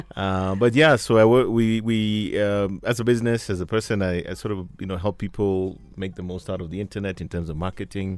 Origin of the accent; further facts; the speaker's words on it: Mombasa, Mombasa County, Kenya; I was born and raised in, well, not born, but I grew up in Mombasa